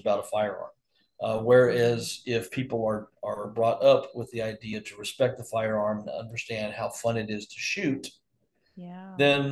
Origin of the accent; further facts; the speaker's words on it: Texas, United States; now in Arizona, United States; I grew up in Texas